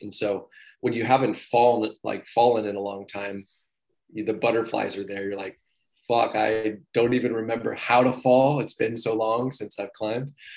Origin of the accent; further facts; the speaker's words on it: Ephrata, Washington, United States; I'm actually from Washington State and I was kind of from the middle of the state in Ephrata. So where I grew up, it was actually the desert